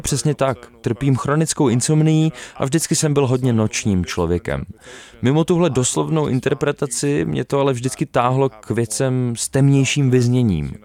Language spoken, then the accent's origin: Czech; United Kingdom; jsem se narodil v Británii